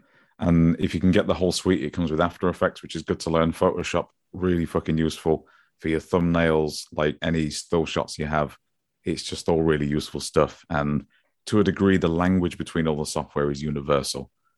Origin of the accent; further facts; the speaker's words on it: Grimsby, Yorkshire and the Humber, United Kingdom; accent: Grimsby; It's that my Grimsby accent is a sponge accent.